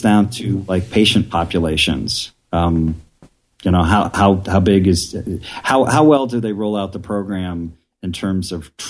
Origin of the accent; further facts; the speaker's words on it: Midwest, United States; Because I'm from the Midwest, and that just house.